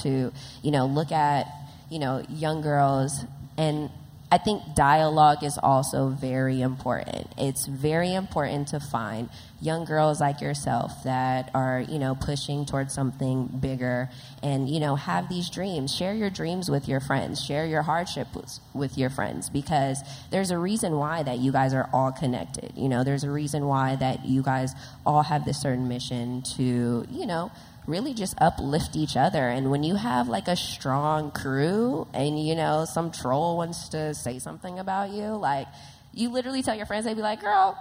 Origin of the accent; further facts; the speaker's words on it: Los Angeles, California, United States; a young girl growing up in South Central